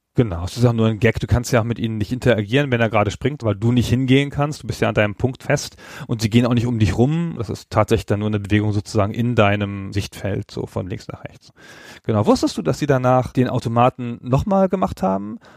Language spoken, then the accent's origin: German; Holzminden, Lower Saxony, Germany; in meiner Heimatstadt in Holzminden